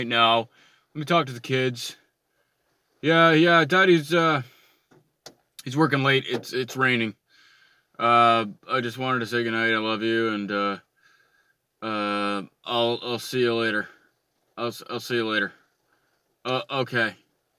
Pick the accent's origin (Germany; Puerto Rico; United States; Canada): Canada; I'm Canadian and I like curling